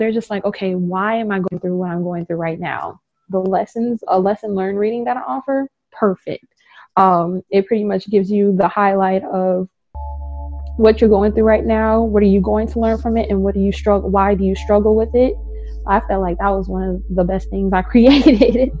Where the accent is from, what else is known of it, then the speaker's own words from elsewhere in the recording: California, United States; So going through the Bay Area. I'm from the Bay Area. So that line through there is pretty much what I see as home.